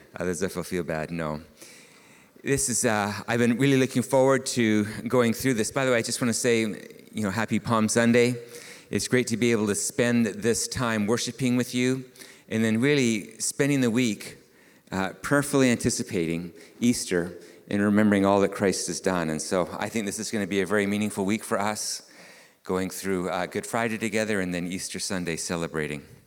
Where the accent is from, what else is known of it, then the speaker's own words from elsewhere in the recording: Canada; being Canadian, I am raised in a relatively individualistic society